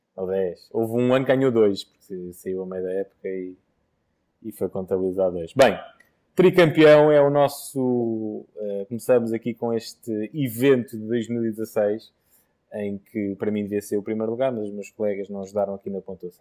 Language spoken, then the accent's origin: Portuguese; Portugal; Mas como português fico contente